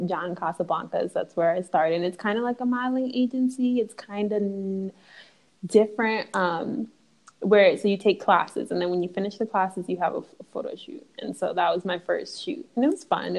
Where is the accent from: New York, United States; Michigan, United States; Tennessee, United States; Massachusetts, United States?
Michigan, United States; Detroit; I'm from Michigan.